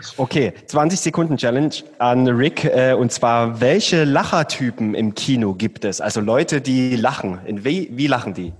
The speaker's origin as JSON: {"language": "German", "region": "Saxony", "country": "Germany", "said": "ich bin Sachse"}